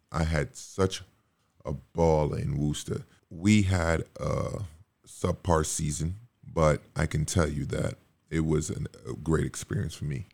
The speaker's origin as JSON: {"language": "English", "country": "Montserrat", "tie": "born or raised there", "also_born_or_lived": "Dominica", "moved": "yes", "said": "I was born in Dominica, you know, raised in Montserrat"}